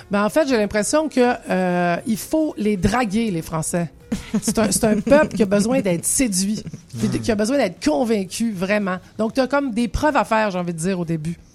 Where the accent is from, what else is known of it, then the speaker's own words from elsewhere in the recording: Quebec, Canada; now in Paris, France; tu dois bosser beaucoup sur toi en tant que Québécoise à Paris parce qu'il y a un paquet de trucs qui sont pas pareils